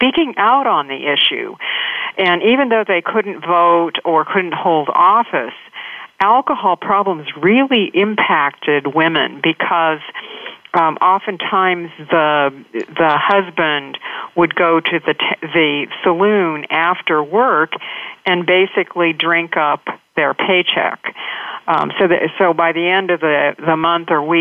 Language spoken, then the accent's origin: English; Astoria, Oregon, United States; I grew up in Astoria, which is a small town on the coast of Oregon